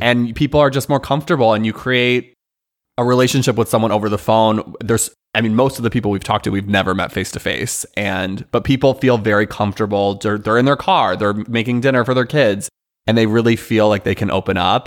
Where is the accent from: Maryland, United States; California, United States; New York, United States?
California, United States; Northern; moved away as an adult; also born or lived in Iowa; now in Los Angeles, United States; from Northern California, went to undergrad in Iowa and then came to LA post graduation